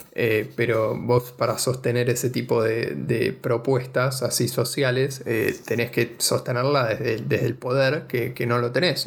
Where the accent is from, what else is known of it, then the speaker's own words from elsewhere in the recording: Argentina; ser argentino